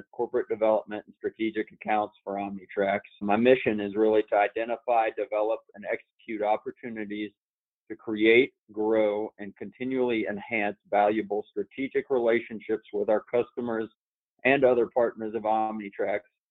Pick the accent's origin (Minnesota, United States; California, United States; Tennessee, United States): Tennessee, United States; Knoxville; moved away; also born or lived in Ohio; I grew up in Knoxville, Tennessee. I spent a considerable time in Ohio, though